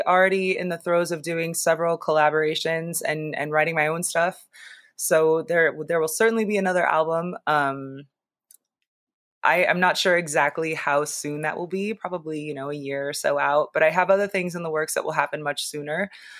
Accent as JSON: {"language": "English", "town": "Seattle", "region": "Washington", "country": "United States", "tie": "born or raised there", "also_born_or_lived": "Los Angeles / Las Vegas / Philadelphia / New York", "lives_now": "Boston, United States", "said": "I grew up in Seattle. I lived in LA for a long time. I'm recently relocated from Vegas to Boston. I've also lived in Philly and New York and Baltimore."}